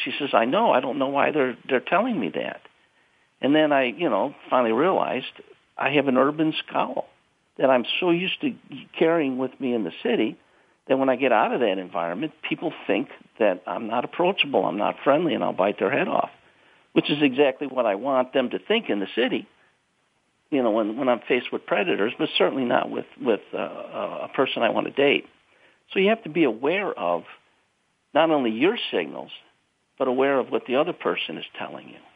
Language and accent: English; Chicago, Illinois, United States; I'm from South Side of Chicago